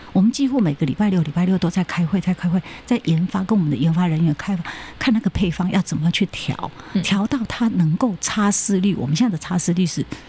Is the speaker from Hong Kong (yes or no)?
no; Taiwan; also born or lived in Japan; 因为我们台湾人除了讲中文，然后再来就是台湾话